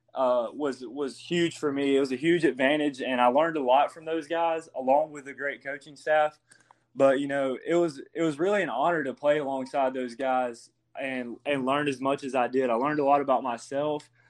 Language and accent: English; Hope Hull, Alabama, United States; I'm actually from Hopeful, Alabama.